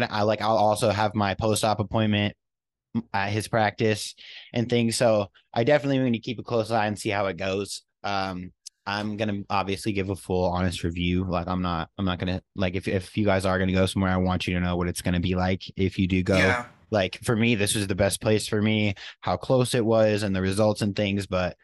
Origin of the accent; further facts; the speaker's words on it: New York, United States; born there; But I'm from out of town and I was born not even in Tennessee. So I got a little loophole working with me because I was born in New York.